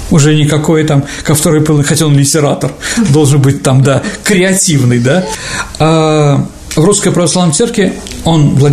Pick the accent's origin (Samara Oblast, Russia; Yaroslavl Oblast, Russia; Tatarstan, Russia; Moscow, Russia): Yaroslavl Oblast, Russia; Pereslavl-Zalessky; Я из Переславля. Все «О!» должны, да, кричать.